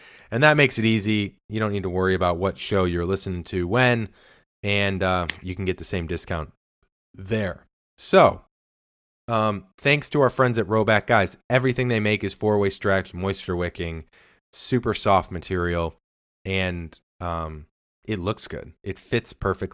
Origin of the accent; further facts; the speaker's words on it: Midwest, United States; now in California, United States; I'm from the Midwest